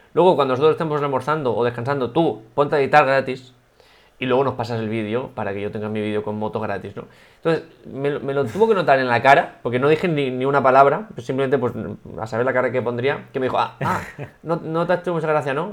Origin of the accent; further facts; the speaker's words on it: Altea, Valencian Community, Spain; en el hashtag de Altea, en el hashtag de mi pueblo